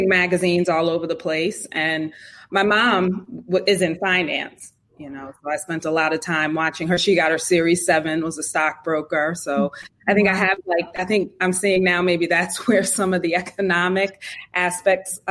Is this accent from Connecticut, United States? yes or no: yes; Connecticut, United States; I'm from Connecticut, New England